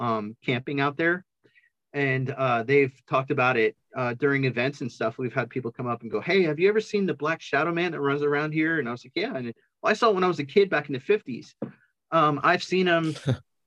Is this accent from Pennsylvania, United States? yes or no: yes; Pennsylvania, United States; now in Kansas, United States; I'm originally from Pennsylvania.